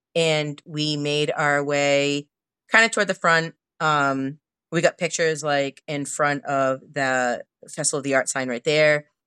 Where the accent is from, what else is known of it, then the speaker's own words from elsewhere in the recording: Northeast, United States; I'm from the Northeast